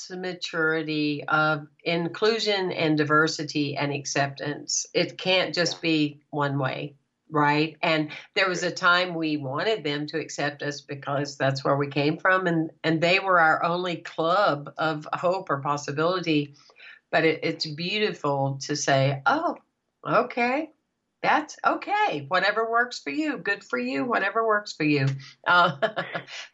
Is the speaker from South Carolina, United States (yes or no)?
yes; Anderson, South Carolina, United States; now in Florida, United States; I grew up in, you probably have never heard of it, Anderson, South Carolina